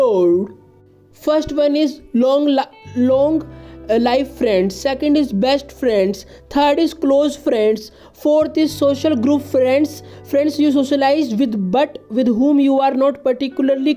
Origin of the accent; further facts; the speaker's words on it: India; I am from India